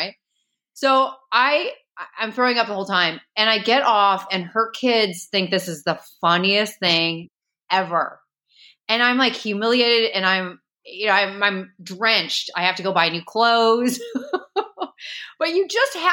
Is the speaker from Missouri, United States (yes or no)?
yes; St. Louis, Missouri, United States; moved away; also born or lived in Chicago, Illinois; I grew up in St. Louis, Missouri. I was actually born in Chicago originally, and I lived there till I was six